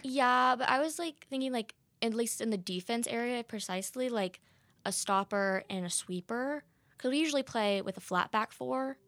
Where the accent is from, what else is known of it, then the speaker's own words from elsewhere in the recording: Texas, United States; moved away; I'm from Texas